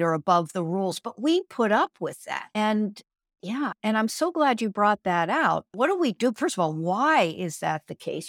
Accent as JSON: {"language": "English", "region": "Pennsylvania", "country": "United States", "tie": "born or raised there", "said": "where I grew up in Pennsylvania"}